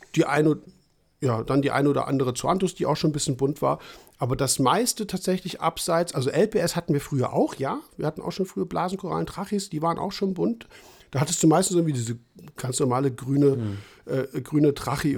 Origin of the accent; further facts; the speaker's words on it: Trier area, Rhineland-Palatinate, Germany; Ecken, wo ich herkomme, wie gesagt, Trierer Raum